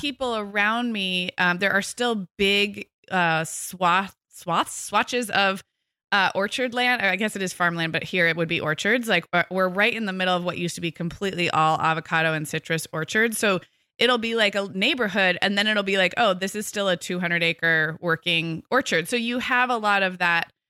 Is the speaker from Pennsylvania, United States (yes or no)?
no; Santa Barbara, California, United States; moved away as an adult; also born or lived in Corvallis, Oregon / Chicago / Scottsdale, Arizona; Most of my growing up was right outside Santa Barbara